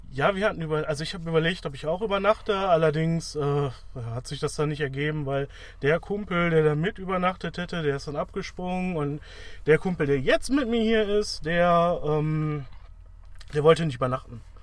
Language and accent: German; Wuppertal, North Rhine-Westphalia, Germany; Ich komme halt aus Wuppertal